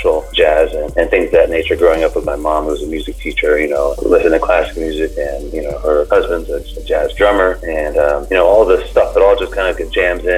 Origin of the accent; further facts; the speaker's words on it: Florida, United States; growing up in Florida